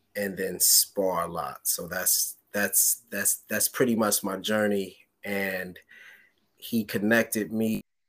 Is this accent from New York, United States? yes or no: yes; New York, United States; moved away; also born or lived in West Trenton, New Jersey; I'm from New York